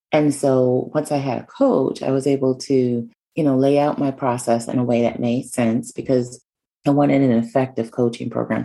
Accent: New York City, New York, United States; moved away as an adult; where I was from, which is New York. Um, so I was moving from one place back to New York City

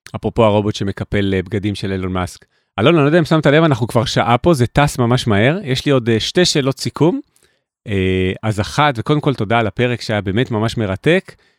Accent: Jerusalem, Jerusalem District, Israel; moved away; ירושלים, כי גדלתי בה בלי טלפון נייד

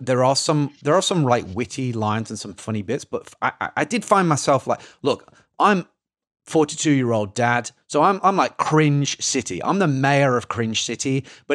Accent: England, United Kingdom; Being English, like it really, really like hits for me.

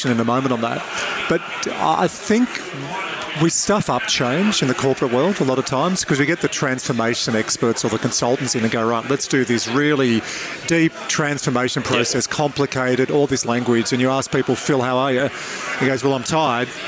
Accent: Dubbo, New South Wales, Australia; one of my best mates, Mario, I grew up with in Dubbo

